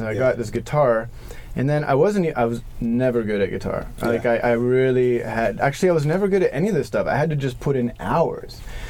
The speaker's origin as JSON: {"language": "English", "region": "New York", "country": "United States", "tie": "born or raised there", "said": "And keep in mind, I grew up in New York between 91 and 94, so I didn't like know any of this stuff about."}